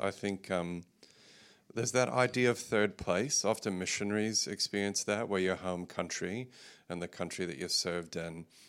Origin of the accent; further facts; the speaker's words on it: Texas, United States; accent: mid-Pacific; now in Australia; Yes, my wife calls my accent mid-Pacific now, so it can be confusing. I've spent most of my life in Australia, so the majority of my life I've been here, but I was born and grew up in West Texas, in Central Texas, moved around a bit